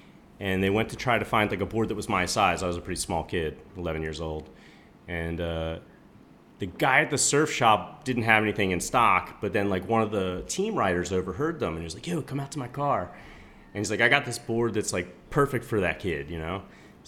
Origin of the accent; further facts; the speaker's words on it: Ocean City, New Jersey, United States; So I grew up in Ocean City, New Jersey, which is like a 7 mile long island off the coast of New Jersey.